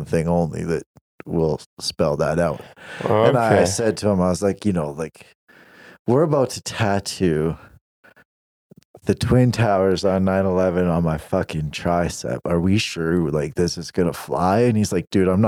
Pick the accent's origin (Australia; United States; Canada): Canada